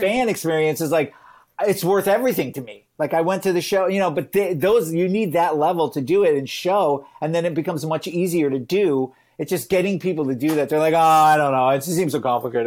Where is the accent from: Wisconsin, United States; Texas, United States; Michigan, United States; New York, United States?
Michigan, United States; I grew up in, you know, Michigan, I'm from the United States.